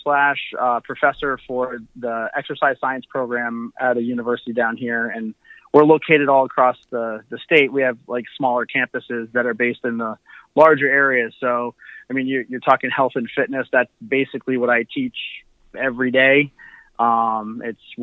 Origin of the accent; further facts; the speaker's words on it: Connecticut, United States; moved away as an adult; now in Fort Myers, United States; I moved from Connecticut. I'm actually down in Fort Myers, Florida. I moved down here probably